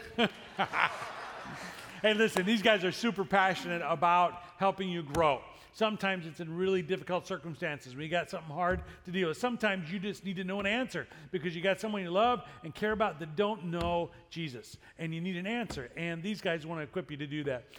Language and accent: English; Chicago, Illinois, United States; growing up in Chicago